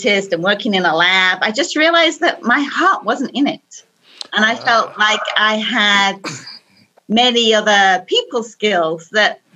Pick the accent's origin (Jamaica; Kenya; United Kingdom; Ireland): United Kingdom; England; now in Silicon Valley, United States; I was born in England